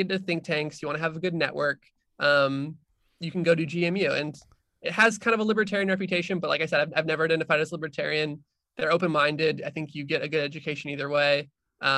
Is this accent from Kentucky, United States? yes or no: no; Arizona, United States; moved away as an adult; now in Washington, D.C., United States; I am from Arizona originally.